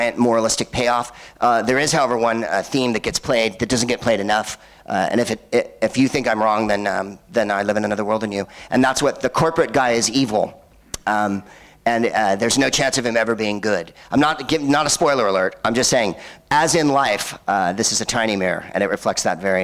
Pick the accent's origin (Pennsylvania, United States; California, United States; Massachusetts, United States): California, United States; San Francisco; I'm from San Francisco, and this is real San Francisco